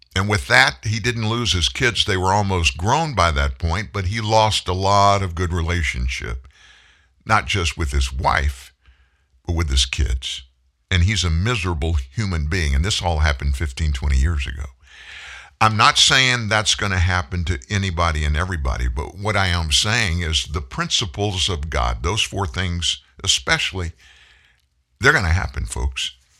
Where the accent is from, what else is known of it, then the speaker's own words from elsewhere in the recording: Louisiana, United States; I'm from Louisiana